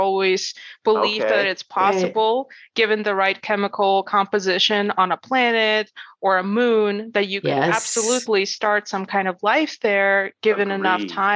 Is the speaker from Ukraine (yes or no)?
yes; Ukraine; now in United States; I was not born in America originally. I was born in Ukraine